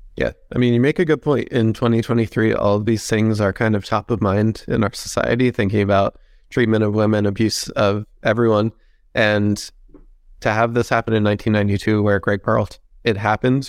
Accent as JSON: {"language": "English", "town": "Princeton", "region": "New Jersey", "country": "United States", "tie": "born or raised there", "said": "it is my hometown team."}